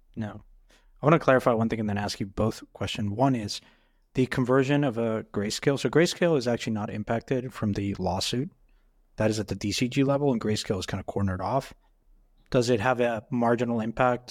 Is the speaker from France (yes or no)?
no; Mexico; moved away; I grew up in Mexico